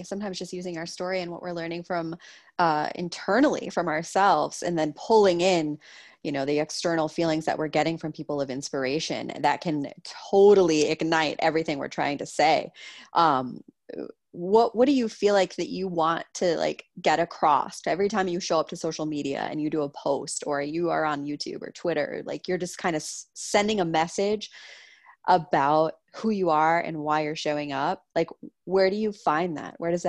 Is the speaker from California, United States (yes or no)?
no; Maine, United States; I'm from Maine. I know this. I feel this. It's in me.